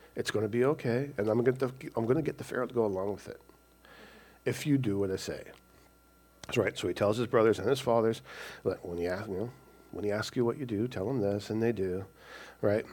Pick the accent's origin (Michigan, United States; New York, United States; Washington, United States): Washington, United States; also born or lived in California / Snohomish, Washington / Lynnwood, Washington / Everett, Washington; I was born in California, but my parents were from Washington State. We were just down there because my dad was in the Navy. So they moved back, and, and we've been living in Washington pretty much all our, all our lives.